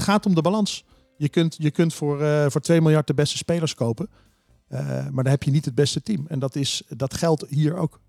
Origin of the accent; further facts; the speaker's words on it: Heerlen, Limburg, Netherlands; moved away; also born or lived in Vries, Drenthe; Heerlen, waar ik vandaan kom